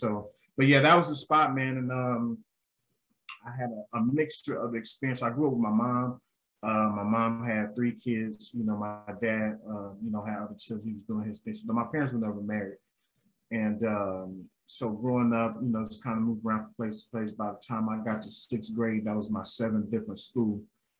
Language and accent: English; St. Louis, Missouri, United States; My earliest years of remembrance was in Walnut Park East on Plover, but where I grew up and where I claim from the west side, St. Louis Avenue and Clara.